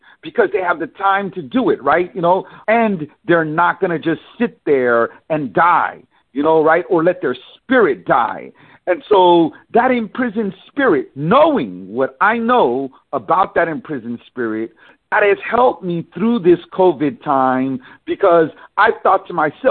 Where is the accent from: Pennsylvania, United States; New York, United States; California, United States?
California, United States; San Francisco; I was born and raised in San Francisco